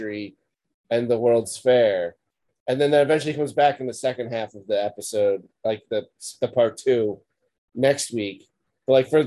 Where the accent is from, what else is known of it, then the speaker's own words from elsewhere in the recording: United States; I'm American